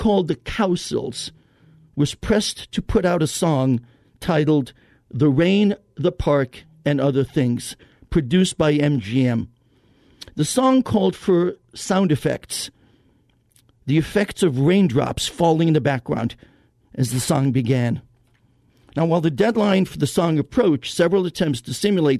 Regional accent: Israel; I was born in Israel

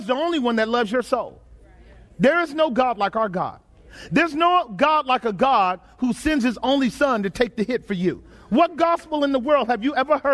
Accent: United States; As American Christians, we live real good.

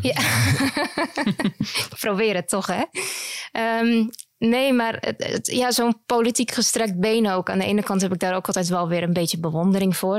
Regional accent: Netherlands; moved away as an adult; now in Belgium; Ik kom zelf uit Nederland.

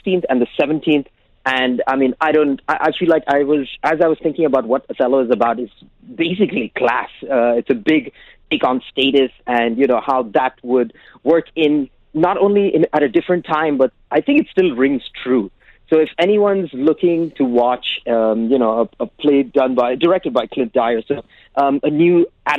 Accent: United Arab Emirates; I'm from Sri Lanka, but I've born and brought up in the UAE.

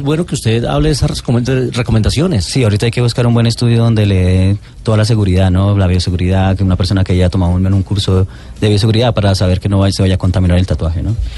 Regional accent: Colombia; nací en Colombia, amo a Colombia.

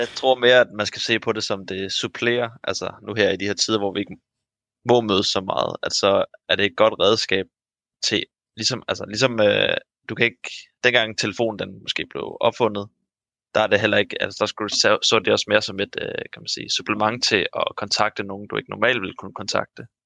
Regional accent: Sorø, Zealand, Denmark; now in Odense, Denmark; fra Sorø, der hvor jeg kommer fra

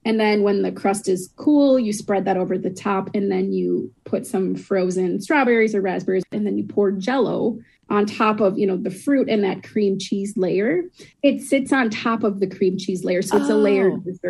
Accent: Wisconsin, United States; moved away as an adult; now in Santa Clarita, United States; I grew up in Wisconsin, lived there for 30 years, and now I'm in Santa Clarita, California

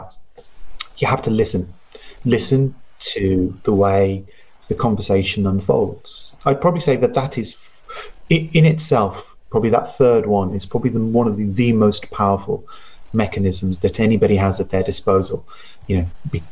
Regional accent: United Kingdom; first language Punjabi; English is a second language; being British born

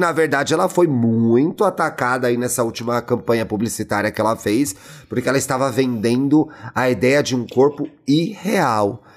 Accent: São Paulo, Brazil; eu, como bom paulistano

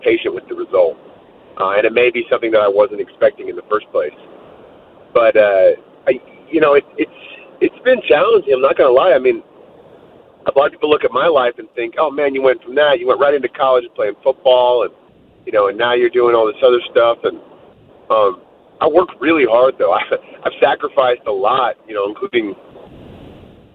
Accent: San Francisco Bay Area, California, United States; I grew up in the San Francisco Bay Area. Lived almost my whole young life there

